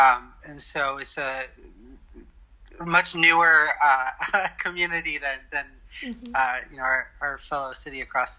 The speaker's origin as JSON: {"language": "English", "town": "West Wendover", "region": "Nevada", "country": "United States", "said": "I am a fourth-generation Nevadan, a fourth-generation resident of West of the Wendover area. West Wendover is kind of an interesting place. Because it is almost the opposite of what anyone would think about when you think of Vegas."}